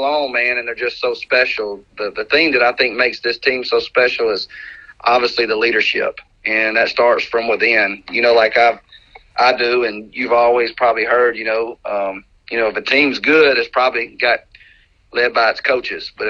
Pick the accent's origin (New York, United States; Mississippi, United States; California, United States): Mississippi, United States; Meridian; also born or lived in Hattiesburg, Mississippi; I'm an only child, born and raised. I was born in Hattiesburg, but raised in Meridian